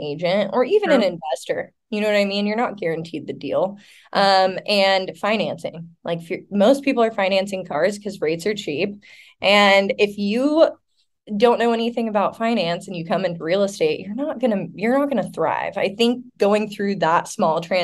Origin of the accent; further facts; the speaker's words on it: Elma, Washington, United States; moved away as an adult; also born or lived in Seattle, Washington; now in San Diego, United States; I'm originally from Elma, Washington, which is like population, like 3,500 people. I grew up on like a mini farm